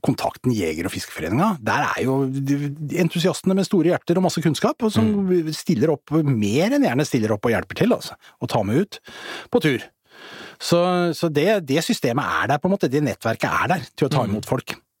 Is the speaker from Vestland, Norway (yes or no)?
no; Asker, Akershus, Norway; både jeg og … faktisk er vokst opp i, i Asker